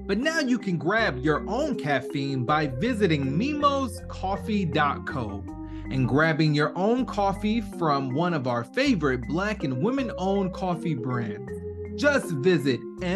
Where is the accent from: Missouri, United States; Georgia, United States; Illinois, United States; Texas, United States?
Georgia, United States; Atlanta; I'm an ATLian